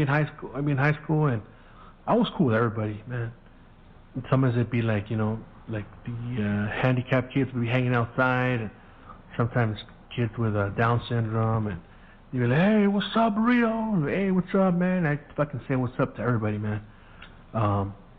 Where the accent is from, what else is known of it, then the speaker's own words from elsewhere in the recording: San Gabriel, California, United States; first language Spanish; English is a second language; growing up in Mexican neighborhoods